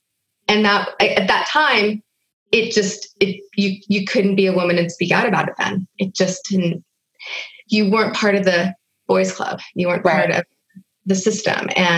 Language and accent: English; Hollywood, California, United States; you will have just heard my story about growing up in Hollywood